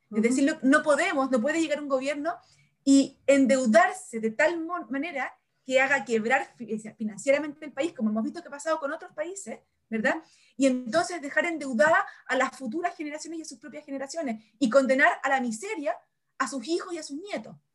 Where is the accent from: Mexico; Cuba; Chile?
Chile; somos Chile